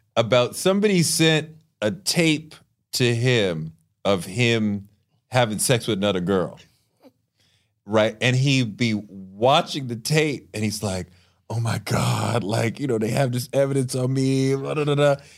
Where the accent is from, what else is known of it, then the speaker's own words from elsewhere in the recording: Boston, Massachusetts, United States; I grew up in Boston